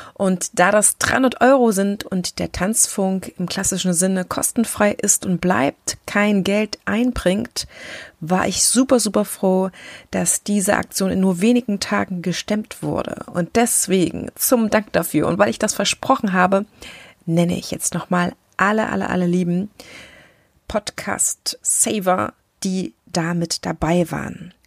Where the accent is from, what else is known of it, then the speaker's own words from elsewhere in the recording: Thuringia, Germany; moved away as an adult; also born or lived in Leipzig, Saxony / Düsseldorf; bin gebürtige Sächsin. Ja, ich bin in Leipziger allerlei und ähm, zum Großteil meines Lebens aber in Thüringen groß geworden und habe dort gelebt an verschiedenen Orten